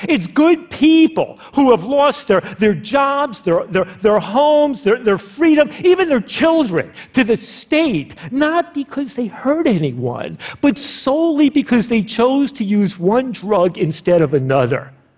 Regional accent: United States; as an American

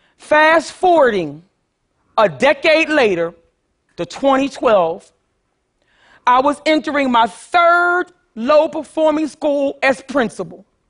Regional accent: Philadelphia, Pennsylvania, United States; I grew up poor in North Philadelphia

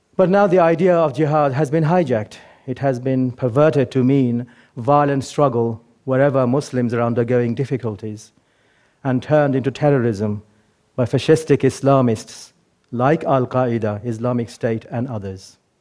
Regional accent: England, United Kingdom; also born or lived in Bangladesh; I was born in Bangladesh, but grew up mostly in England, and I went to school here.

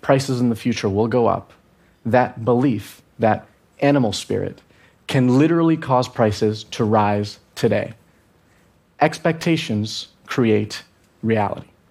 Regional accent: Venezuela; I'm from Venezuela

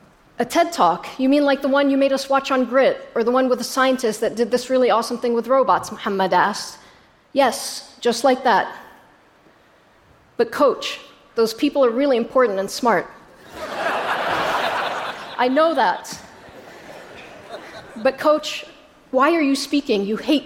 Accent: Jordan; born there; I was born in Jordan 11 years later.

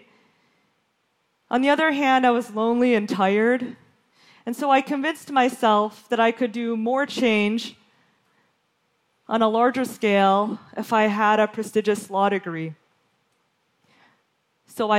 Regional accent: Western Michigan, United States; moved away; When I was growing up in Western Michigan in the 1980s

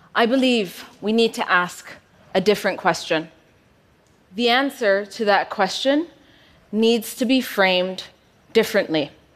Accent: Ethiopia; moved away as an adult; also born or lived in United States; when I moved from Ethiopia to the US for university. Upon my return back home

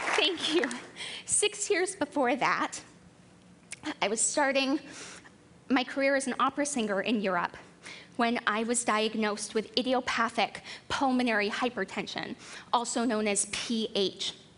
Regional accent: Colorado, United States; moved away; also born or lived in Baltimore; I come from Colorado. It's a mile high, and I grew up there with my 10 brothers and sisters and two adoring parents

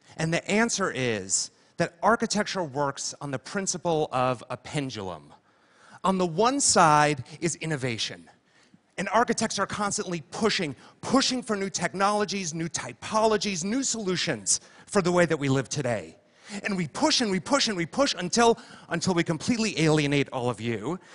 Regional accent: Livingston, New Jersey, United States; I'm from Jersey, and I was six, and I lived there in my parents' house in a town called Livingston. And this was my childhood bedroom.

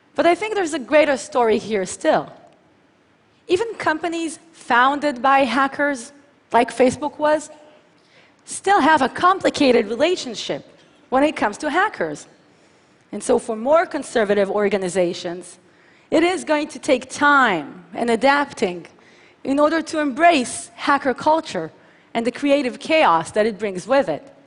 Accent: Tel Aviv, Tel Aviv District, Israel; from my hometown of Tel Aviv to Adelaide, Australia

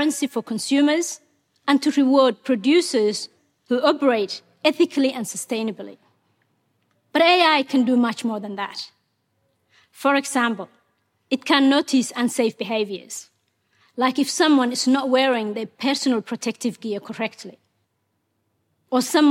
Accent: Mogadishu, Banaadir, Somalia; English is a second language; moved away as an adult; also born or lived in Kenya / Ethiopia; now in Australia; Ethiopia forced us to move to Somalia's capital, Mogadishu. When I was 18, my father realized Somalia was headed for a civil war

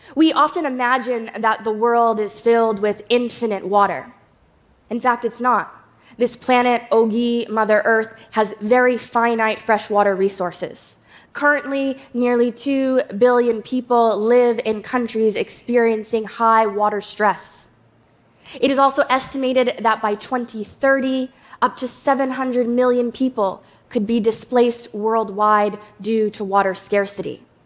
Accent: Shinnecock Nation, New York, United States; I'm from the Shinnecock Nation

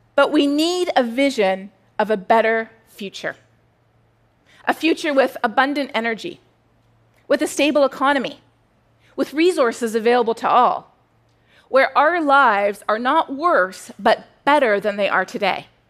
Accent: Canada; now in United States; I'm Canadian.

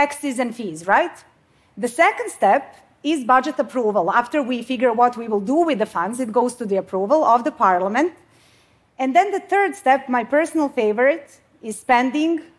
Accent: Bosnia & Herzegovina; now in Sweden; I come from Bosnia. I mean, I live in Sweden now

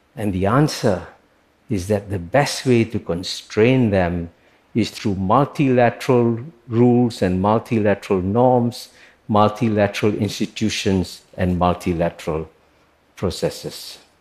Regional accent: Singapore; When I was born in Singapore, which was then a poor British colony, in 1948

